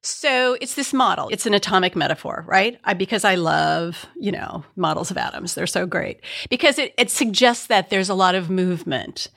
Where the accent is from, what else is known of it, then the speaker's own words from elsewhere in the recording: Midwest, United States; I'm from the Midwest